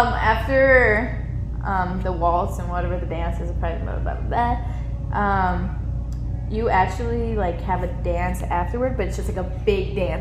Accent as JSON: {"language": "English", "region": "Illinois", "country": "United States", "tie": "born there", "said": "Yeah, I was born in Illinois originally."}